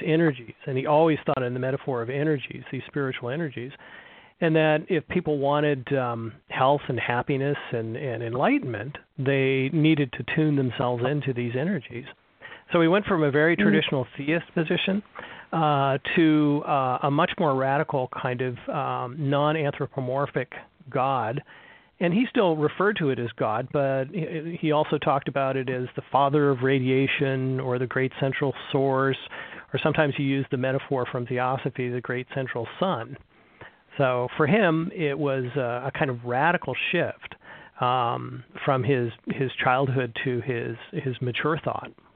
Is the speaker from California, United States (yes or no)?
yes; California, United States; moved away as an adult; now in Kalamazoo, United States; I was born and raised in California